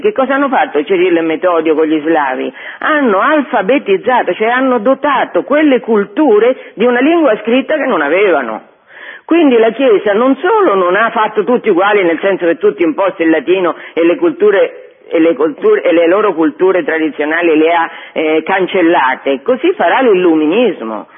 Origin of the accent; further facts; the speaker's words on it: Liguria, Italy; sono Ligure